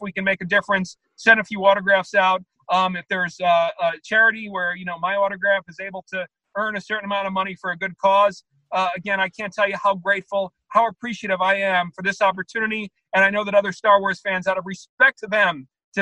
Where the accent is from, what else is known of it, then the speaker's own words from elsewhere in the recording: New York, United States; I'm from New York, I'm a Met fan